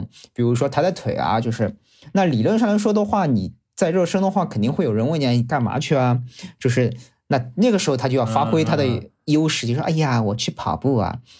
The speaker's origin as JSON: {"language": "Chinese", "region": "Shanghai", "country": "China", "accent": "Shanghainese", "said": "我们上海话"}